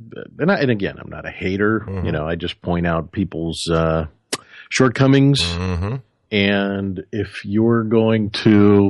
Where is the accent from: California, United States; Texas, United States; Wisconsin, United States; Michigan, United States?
California, United States; San Francisco; I grew up in San Francisco.